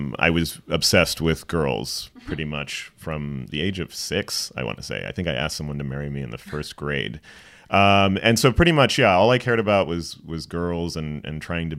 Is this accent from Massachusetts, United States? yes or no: no; Princeton, New Jersey, United States; I was born in Princeton, New Jersey